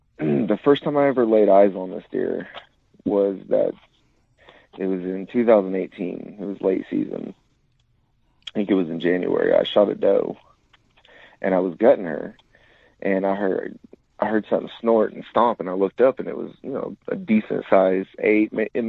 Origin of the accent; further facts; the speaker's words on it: Oklahoma, United States; But like I said, I grew up in Central Oklahoma. I joined the Army out of high school, served 5 years.